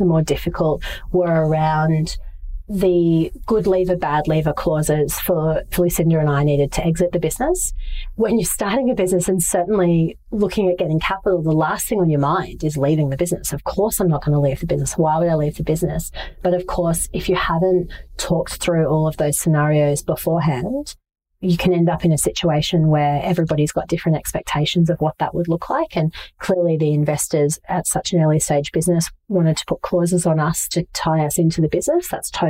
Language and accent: English; Brisbane, Queensland, Australia; I'm originally from Brisbane, or one of the many places I've lived is Brisbane.